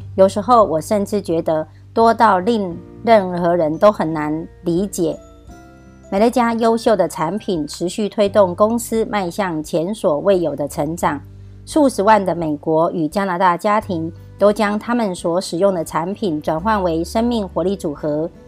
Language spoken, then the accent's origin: Chinese; Miaoli County, Taiwan